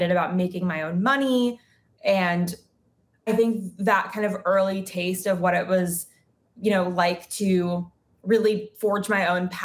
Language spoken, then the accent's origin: English; New York City, New York, United States; moved away as an adult; now in Los Angeles, United States; I grew up in New York City and I was there pretty much my whole life until 3.5 years ago when I moved to Los Angeles.